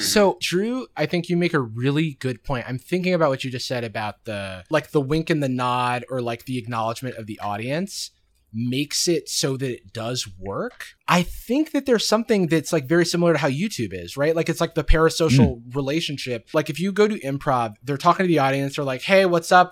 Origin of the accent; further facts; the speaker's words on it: Gainesville, Florida, United States; growing up in Gainesville, Florida